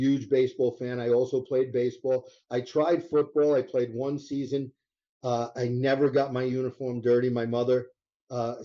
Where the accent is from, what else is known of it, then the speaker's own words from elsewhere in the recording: Long Island, New York, United States; I grew up on Long Island before the Islanders started there